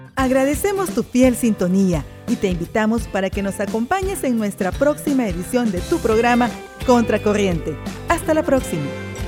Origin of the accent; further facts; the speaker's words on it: El Salvador; nosotros como salvadoreños